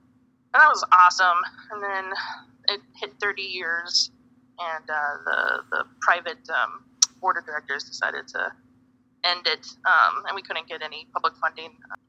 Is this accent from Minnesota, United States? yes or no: no; Cheyenne River, South Dakota, United States; now in Phoenix, United States; I'm from Cheyenne River. I'm an enrolled citizen of the Cheyenne River Sioux Tribe. That's in South Dakota. So I'm mini Konju Lakota.